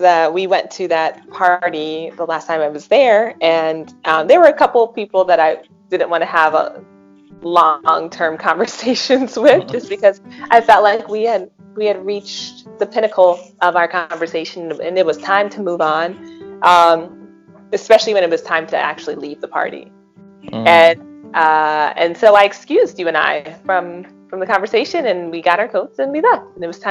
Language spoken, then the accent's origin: English; United States; me being American